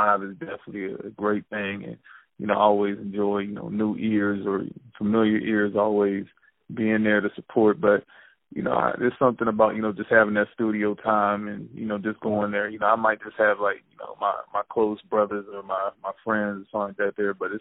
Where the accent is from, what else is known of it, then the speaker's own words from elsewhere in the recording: Pittsburgh, Pennsylvania, United States; also born or lived in Rocky Mount, North Carolina; I'm from Pittsburgh, Pennsylvania. I was raised between here and small town called Rocky Mountain, North Carolina